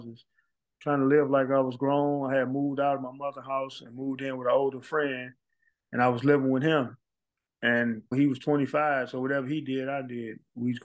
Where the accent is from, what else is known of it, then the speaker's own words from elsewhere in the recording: St. Louis, Missouri, United States; I grew up in extreme poverty. We moved a lot. I'm from Walnut Park area of St. Louis